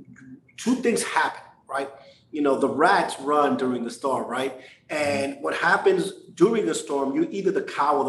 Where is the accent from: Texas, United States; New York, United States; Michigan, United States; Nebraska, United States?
New York, United States; New York City; growing up in New York, a Puerto Rican